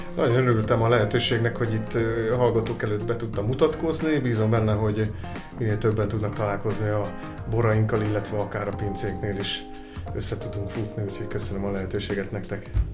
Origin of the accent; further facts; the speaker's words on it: Csongrád wine region, Csongrád-Csanád, Hungary; ott is születtem, úgyhogy nagyon nagy lelkesedéssel tudok beszélni a vidékről